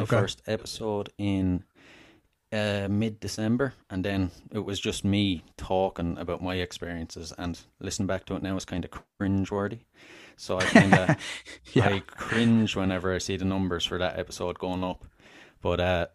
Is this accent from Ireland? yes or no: yes; Wexford, Leinster, Ireland; I'm Irish. I'm from Southern Ireland, a place called Wexford originally